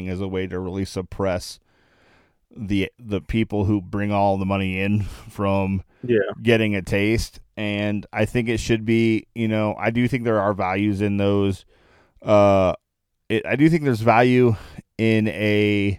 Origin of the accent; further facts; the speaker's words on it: Akron, Ohio, United States; I'm from Akron, Ohio